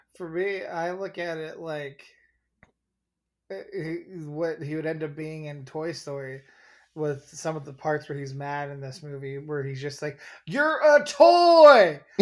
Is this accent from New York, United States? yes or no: no; Oregon, United States; now in Chicago, United States; being a five-year-old in Oregon